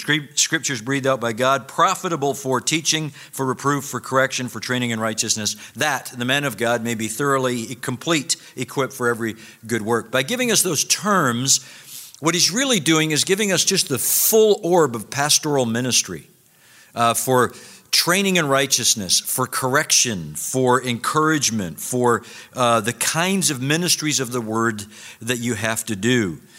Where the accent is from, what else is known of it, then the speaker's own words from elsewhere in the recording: Scotland, United Kingdom; when Dr. Garner introduced me and said I was from Scotland, I realized that I was probably going to disappoint all of you that I don't sound like Sinclair Ferguson up here.